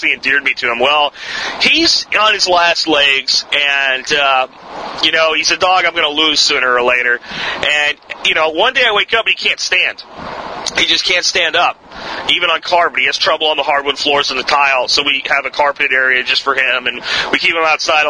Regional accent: Northeast, United States; moved away; I grew up in the Northeast

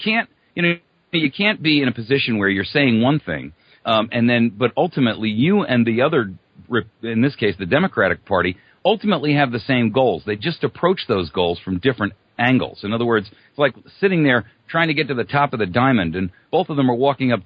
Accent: East Coast, United States; I was born and raised on the East Coast.

